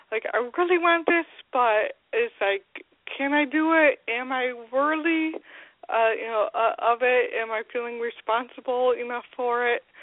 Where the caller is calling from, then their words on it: Grand Rapids, Michigan, United States; from Grand Rapids.